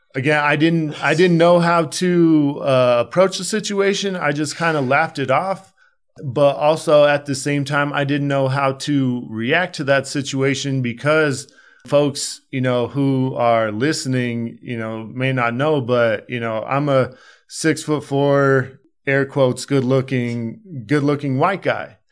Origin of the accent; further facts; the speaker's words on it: Denver, Colorado, United States; also born or lived in Aurora, Colorado; I literally have, uh, grown up off the East Colfax corridor, you know, my entire life